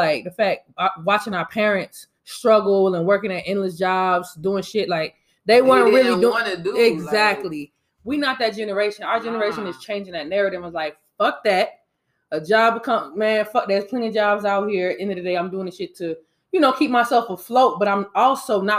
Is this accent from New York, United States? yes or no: no; Panama City Beach, Florida, United States; now in Atlanta, United States; I was raised in Florida, too, in Panama City Beach.